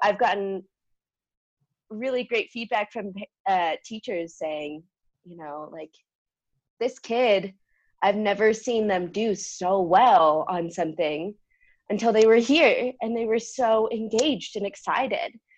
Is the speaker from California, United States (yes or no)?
yes; San Diego, California, United States; born and raised in San Diego, California